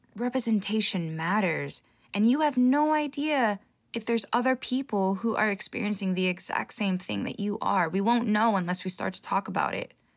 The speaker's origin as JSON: {"language": "English", "region": "California", "country": "United States", "tie": "born or raised there", "said": "I was born in the States, in California"}